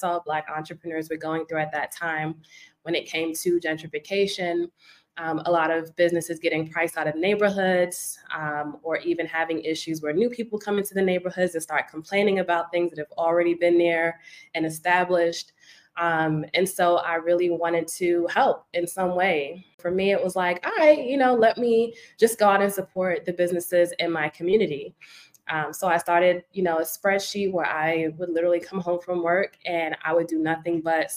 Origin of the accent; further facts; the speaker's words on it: New York City, New York, United States; I am from Brooklyn, New York